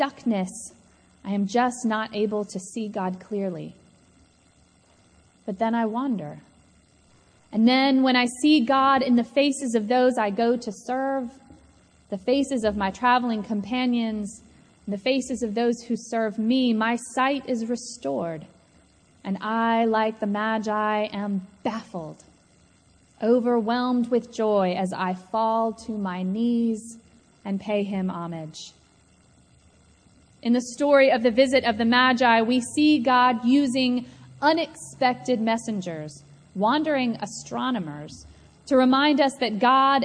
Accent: Atlanta, Georgia, United States; I grew up here in Atlanta

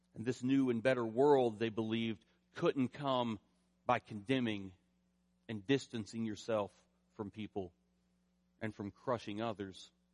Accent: rural eastern Kentucky, United States; moved away; I grew up in the Southern Baptist Church in rural eastern Kentucky

